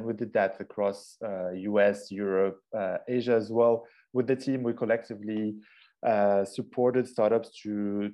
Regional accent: Casablanca, Casablanca-Settat, Morocco; originally, I'm half Moroccan, half Austrian, born and raised in Casablanca, Morocco.

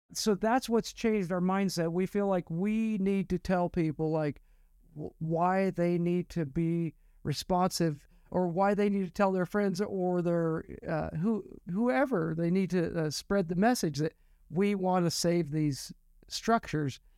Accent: Estacada, Oregon, United States; I grew up on Mount Hood, uh, in a town called Estacada.

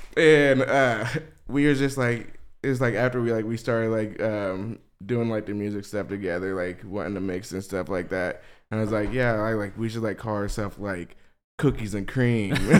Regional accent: West Memphis, Arkansas, United States; I'm from West Memphis, Arkansas

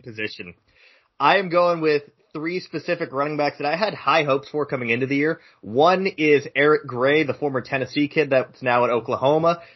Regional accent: Canada; I am Canadian

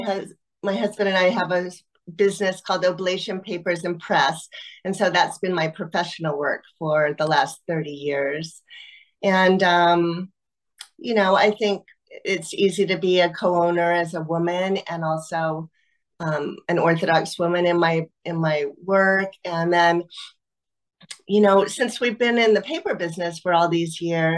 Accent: Eugene, Oregon, United States; also born or lived in Paris / Vancouver, BC; now in Portland, United States; I grew up in Eugene, Oregon, and I live in Portland, Oregon now

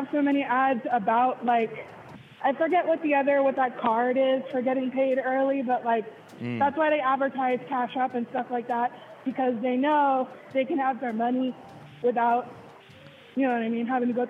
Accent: Northern California, United States; I'm from NorCal, partially.

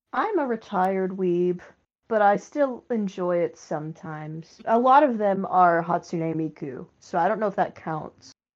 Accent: North Carolina, United States; I'm from the South, as Reed just outed me. Not the Deep South, so don't worry. Um, but the South, North Carolina

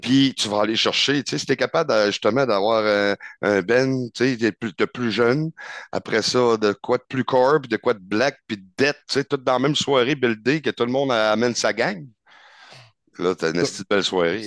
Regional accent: Cap-Chat, Quebec, Canada; also born or lived in Rimouski; now in Quebec City, Canada; je suis natif de Capcha

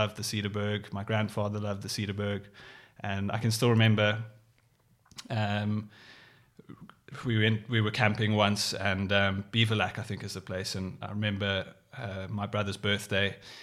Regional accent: Cape Town, Western Cape, South Africa; growing up in Cape Town

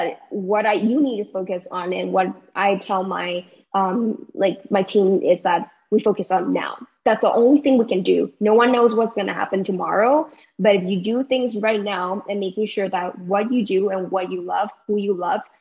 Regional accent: Taiwan; moved away as an adult; also born or lived in United States; My hometown is in Taiwan, so means that I'm very, very far apart from my family

